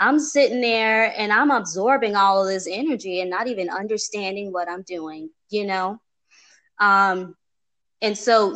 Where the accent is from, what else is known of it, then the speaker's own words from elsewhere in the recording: Chicago, Illinois, United States; now in Atlanta, United States; I'm from Chicago